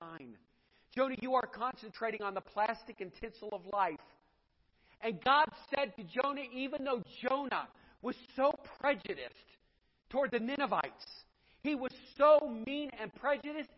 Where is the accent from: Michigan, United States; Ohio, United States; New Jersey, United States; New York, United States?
Ohio, United States; Edinburg; also born or lived in Cuyahoga Falls, Ohio; I grew up in Edinburgh. We went to Boardman Niles area. We never went past Chapel Hill Mall